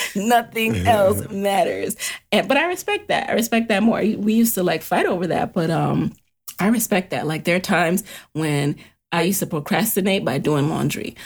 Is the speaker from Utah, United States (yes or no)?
no; New York City, New York, United States; growing up in the city, growing up in the Bronx